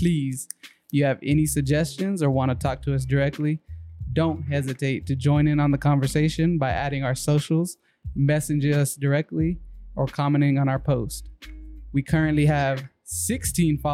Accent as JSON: {"language": "English", "town": "Lubbock", "region": "Texas", "country": "United States", "said": "we're from Lubbock"}